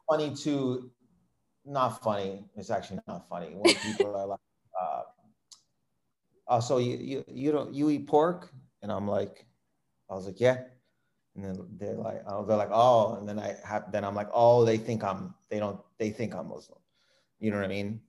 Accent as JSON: {"language": "English", "town": "Windsor", "region": "Ontario", "country": "Canada", "tie": "born or raised there", "said": "I was born in Windsor, Ontario. It's the city that I grew up"}